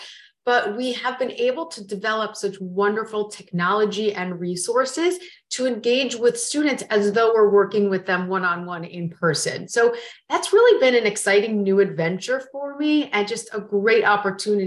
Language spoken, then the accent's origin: English; Florida, United States; moved away; also born or lived in New York City; I grew up in Florida